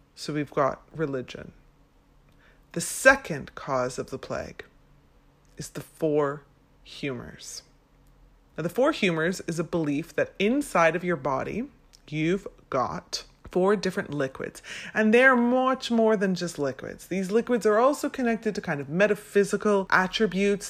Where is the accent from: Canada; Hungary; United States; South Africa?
Canada; Vancouver, British Columbia; now in London, United Kingdom; I'm originally from Vancouver, Canada